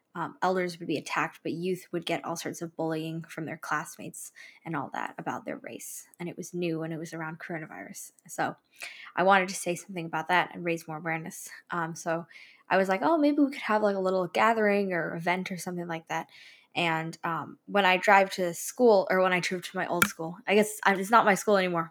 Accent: California, United States; also born or lived in East Bay, near Oakland; I spent a little bit of my childhood down in Southern California, and then I moved here, like, to the Bay Area around five years ago

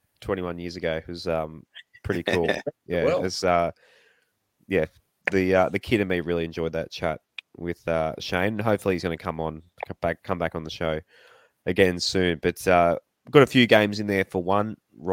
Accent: Central Coast, New South Wales, Australia; growing up on the Central Coast

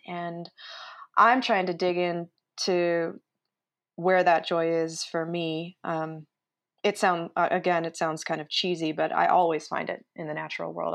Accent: Utah, United States; moved away as an adult; And I grew up in Utah and haven't didn't spend much of my adult life here, so now that I'm back

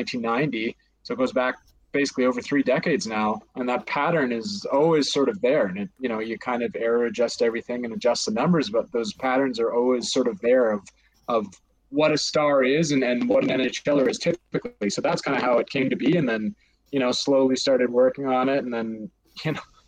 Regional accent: Calgary, Alberta, Canada; I'm from Calgary, so kind of grown up a Flames fan.

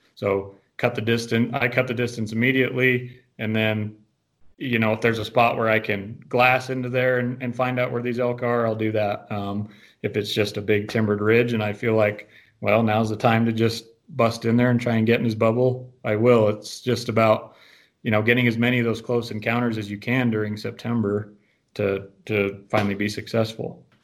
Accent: Green River, Wyoming, United States; I'm born and raised in Green River. I've lived here all my life

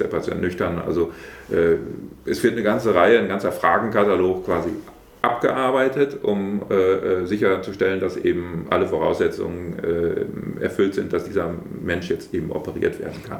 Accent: Brake, Lower Saxony, Germany; stamme ich hier aus Prag, ich bin hier geboren, äh, ich wohne auch hier und äh, fühle mich hier insgesamt äh, sehr wohl, also in Prag, in der Wesermarsch

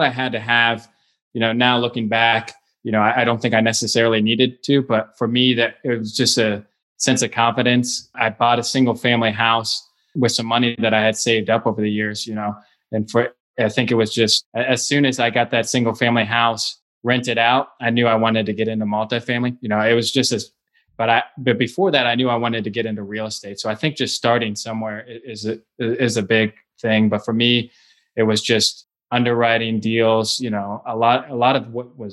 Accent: Cincinnati, Ohio, United States; I was born and raised in Cincinnati, Ohio

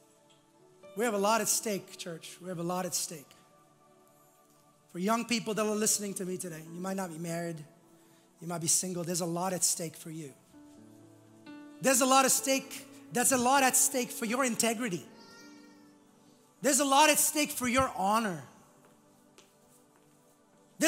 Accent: India; moved away; I was growing up in India

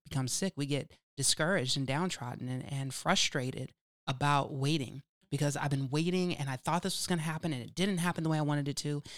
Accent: California, United States; accent: California; my California accent isms

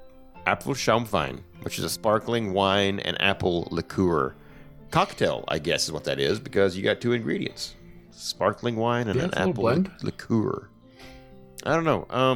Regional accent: Arkansas, United States; I'm from Arkansas.

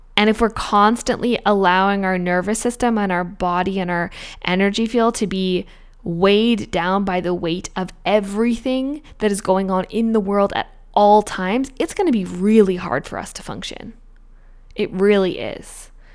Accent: Australia; now in Canada; I'm an Australian citizen.

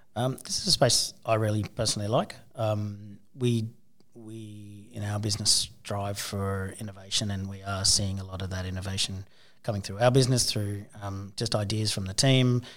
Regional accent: Townsville, Queensland, Australia; I grew up in Townsville

